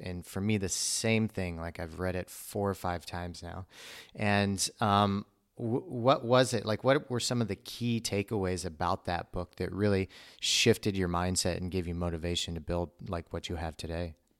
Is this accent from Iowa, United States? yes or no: no; Missouri, United States; I grew up in Missouri